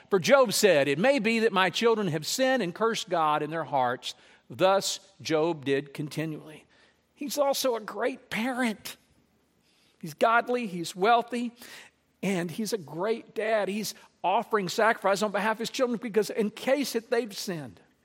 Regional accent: Lake Charles, Louisiana, United States; when I grew up in Louisiana, I remember as a child and as a teenager

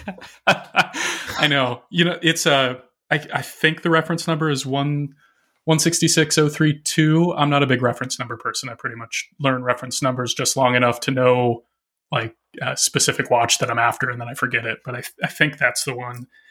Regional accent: Arkansas, United States; moved away as an adult; now in Minneapolis, United States; I grew up in Arkansas

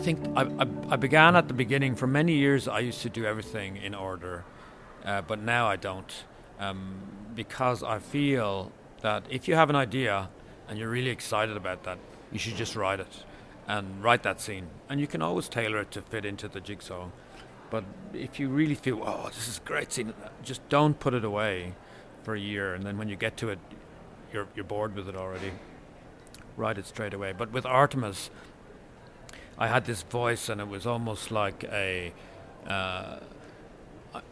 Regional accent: Ireland; I am an Irish author

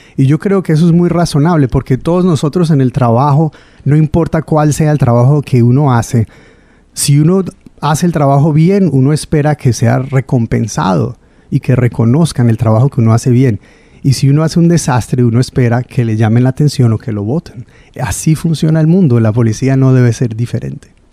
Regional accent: Providence, Rhode Island, United States; also born or lived in Pawtucket / North Providence; Yo nací aquí en Providence en el año mil novecientos setenta y cuatro

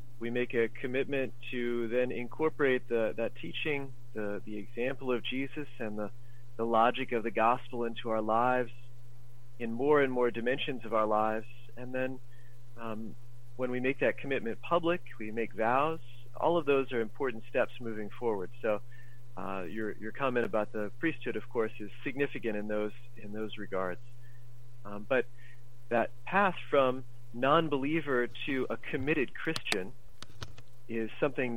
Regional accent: United States; I grew up in America

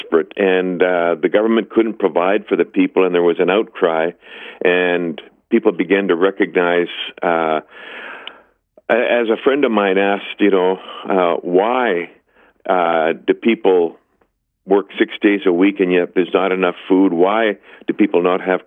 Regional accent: Canada

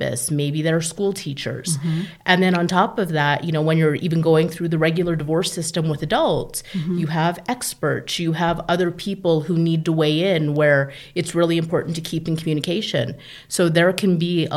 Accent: Calgary, Alberta, Canada; now in California, United States; I am actually born in Calgary, Alberta, Canada

